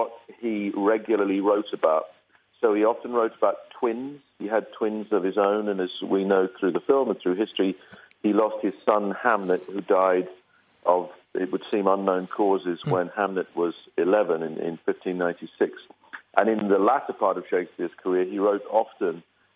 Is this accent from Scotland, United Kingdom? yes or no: no; Belfast, Northern Ireland, United Kingdom; I'm from Belfast, Northern Ireland, and I remember being at home, our little council house, Protestant working class family